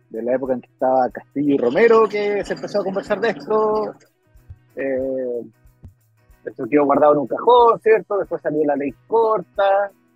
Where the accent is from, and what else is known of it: Chile